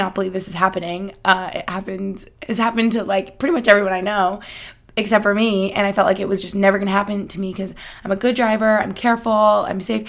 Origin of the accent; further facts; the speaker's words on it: United States; moved away as an adult; also born or lived in Albany, New York / Boston, Massachusetts; now in Pennsylvania, United States; I grew up in Albany and, like, outside of Boston